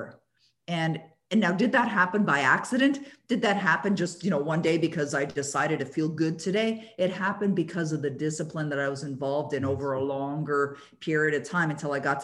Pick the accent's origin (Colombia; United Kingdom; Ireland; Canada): Canada; Toronto, Ontario; moved away; I used to live in Toronto, born and raised in Toronto.